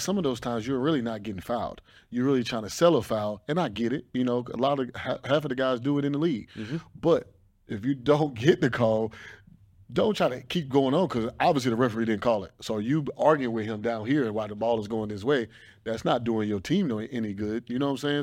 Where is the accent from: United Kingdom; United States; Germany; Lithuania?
United States; the South; I'm from the South. I grew up in the South.